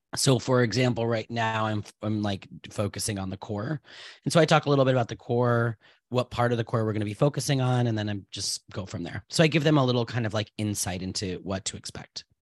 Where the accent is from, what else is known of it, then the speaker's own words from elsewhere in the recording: Rhode Island, United States; I was born in Rhode Island on Valentine's Day in nineteen eighty-nine